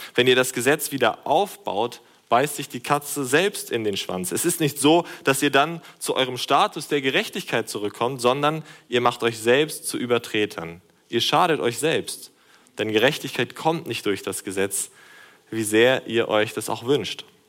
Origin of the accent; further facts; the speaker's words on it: Germany; durch unsere Nationalität als Deutsche des christlichen Europas.